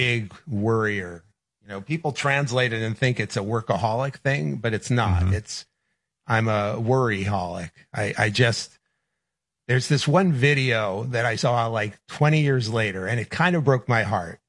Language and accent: English; New York, United States; I grew up in New York